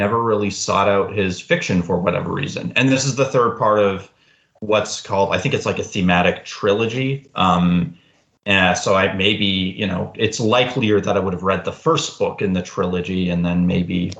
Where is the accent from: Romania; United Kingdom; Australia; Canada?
Canada; Alberta; now in Fredericton, Canada; I was born in Alberta. I'm living in Fredericton, New Brunswick now